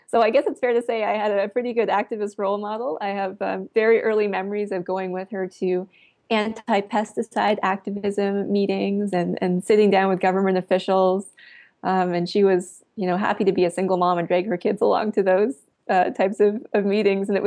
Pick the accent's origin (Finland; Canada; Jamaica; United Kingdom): Canada; Eastern Canada; That's right. And in fact, the seal slaughter is one of my first early memories of caring about animals.